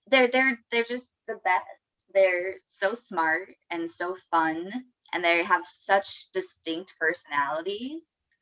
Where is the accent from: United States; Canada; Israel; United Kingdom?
United States; Arizona; moved away; Yeah, so I'm from Arizona.